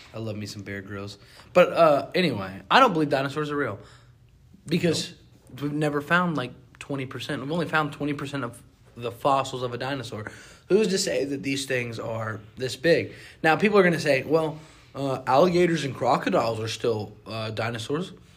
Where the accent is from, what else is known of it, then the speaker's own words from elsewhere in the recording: North Carolina, United States; I'm from North Carolina.